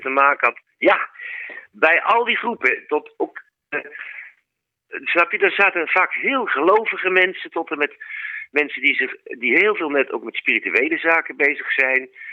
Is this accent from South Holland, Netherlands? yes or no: no; Utrecht, Netherlands; Ik kom dan zelf uit Utrecht, daar heb ik het zien ontstaan